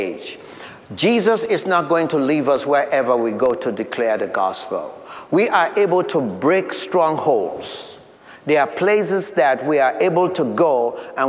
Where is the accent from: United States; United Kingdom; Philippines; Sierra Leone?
Sierra Leone; moved away as an adult; we had gone back to my home country of Sierra Leone